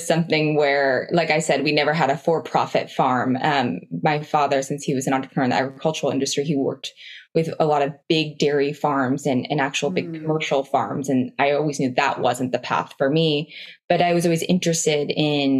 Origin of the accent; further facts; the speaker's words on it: Oregon, United States; I grew up in Oregon, on a farm in Oregon